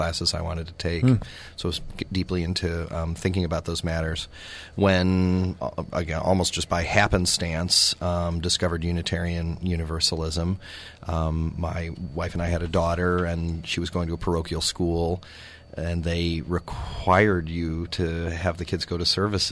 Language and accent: English; Lakewood, Ohio, United States; I grew up in the United Church of Christ Congregational Church that was in Lakewood, Ohio